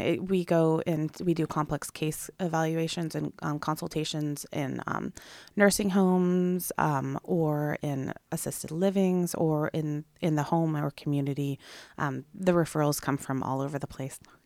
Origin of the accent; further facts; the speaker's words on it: Sequim, Washington, United States; now in Clatsop County, United States; I'm from Squim, Washington, so similar climates